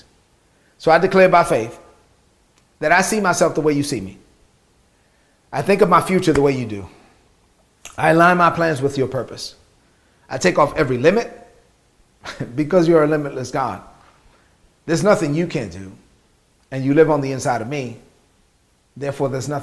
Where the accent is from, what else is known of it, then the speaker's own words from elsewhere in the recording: New York City, New York, United States; growing up in East New York, Brooklyn, as a child of immigrant parents in the United States